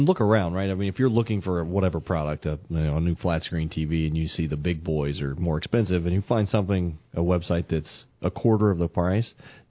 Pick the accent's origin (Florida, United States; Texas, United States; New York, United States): Florida, United States; Miami; I'm from Miami, folks.